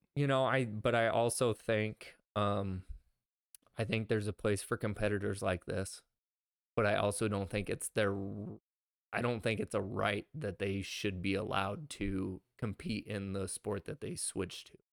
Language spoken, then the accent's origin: English; Midwest, United States; we're from the Midwest.